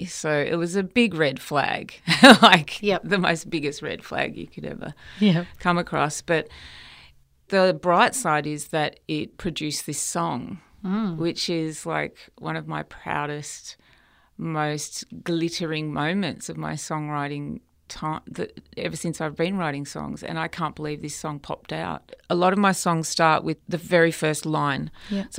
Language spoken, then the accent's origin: English; Melbourne, Victoria, Australia; I wasn't in my hometown of Melbourne